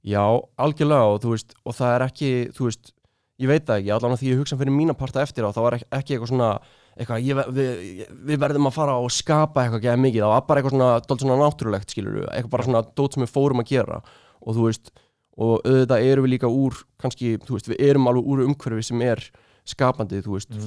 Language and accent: Icelandic; Reykjavík, Capital Region, Iceland; ég var í úlingadældi í austubæðskóla